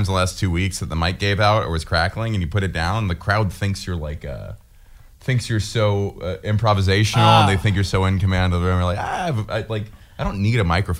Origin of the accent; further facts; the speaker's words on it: the South, United States; moved away; also born or lived in New Jersey; Well, I mean, I grew up in the South, and you know, I went to a private school in the South